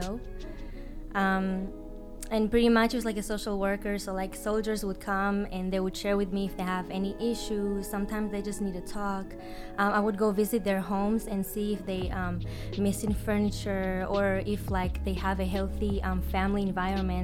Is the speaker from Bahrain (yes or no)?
no; Israel; moved away as an adult; now in United States; So I was born and raised in Israel, and I moved here 4.5 years ago.